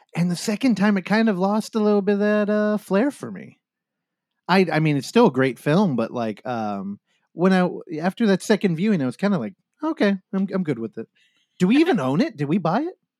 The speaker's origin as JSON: {"language": "English", "area": "Bay Area", "region": "California", "country": "United States", "said": "I come from the Bay Area"}